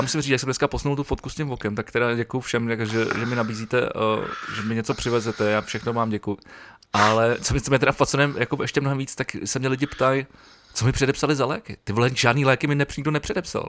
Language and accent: Czech; Prague, Czechia; já jsem, já jsem Pražák